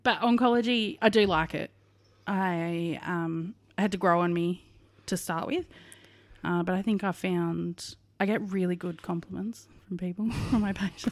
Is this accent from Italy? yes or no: no; Western Australia, Australia; now in Victoria, Australia; I am from Western Australia, but, uh, yep, born and raised absolute sandgroper